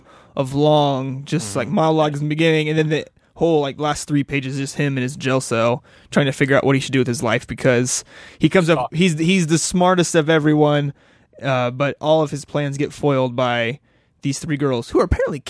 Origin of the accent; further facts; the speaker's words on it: Sweden; I'm from Sweden.